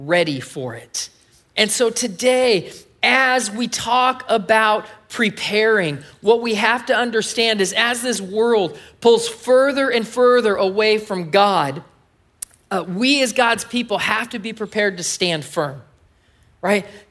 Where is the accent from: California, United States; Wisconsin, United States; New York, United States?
California, United States; moved away as an adult; I'm from California